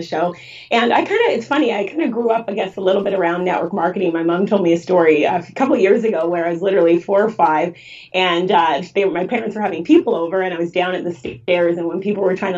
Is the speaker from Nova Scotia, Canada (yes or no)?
no; Vancouver, British Columbia, Canada; I grew up in Vancouver